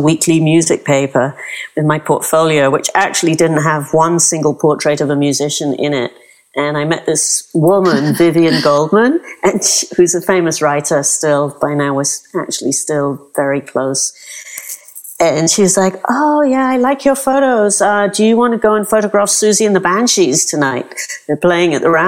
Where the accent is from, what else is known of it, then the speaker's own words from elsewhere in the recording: London, United Kingdom; accent: British; moved away as an adult; now in New York, United States; I grew up in North London